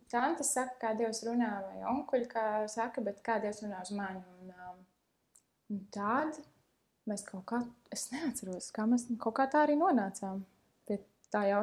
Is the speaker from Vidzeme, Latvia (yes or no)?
no; Liepāja, Kurzeme, Latvia; es nāku no Liepājas, no salīdzinoši mazas draudzes